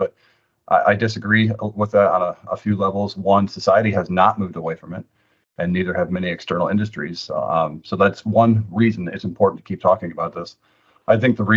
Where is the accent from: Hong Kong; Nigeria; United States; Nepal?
United States; Antigo, Wisconsin; moved away as an adult; also born or lived in Austin, Texas; now in Washington, D.C., United States; I'm from Antigo, Wisconsin, way up north, about 90 minutes away from the Packer Stadium.